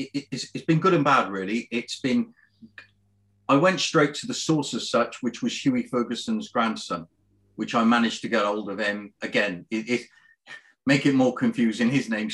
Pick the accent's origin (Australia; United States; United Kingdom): United Kingdom; Cardiff, Wales; now in Bristol, United Kingdom; I was born in Cardiff, actually.